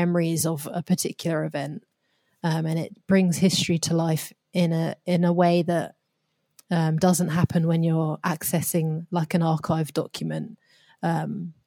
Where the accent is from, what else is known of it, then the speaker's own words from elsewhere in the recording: United Kingdom; my position growing up in Britain